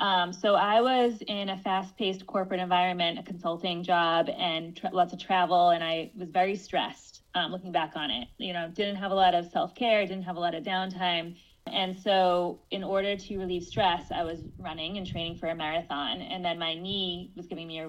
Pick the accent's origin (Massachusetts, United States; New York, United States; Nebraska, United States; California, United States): Massachusetts, United States; Cape Cod; I grew up on Cape Cod, actually, in a family of entrepreneurs